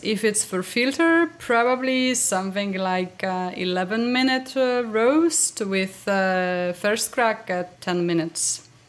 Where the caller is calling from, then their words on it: Warsaw, Masovian Voivodeship, Poland; Warsaw, Poland. It's hot, absolutely hot here.